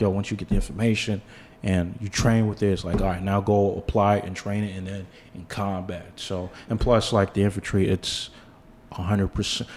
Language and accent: English; New York City, New York, United States; I grew up in Bed in the Bed Stuy section of Brooklyn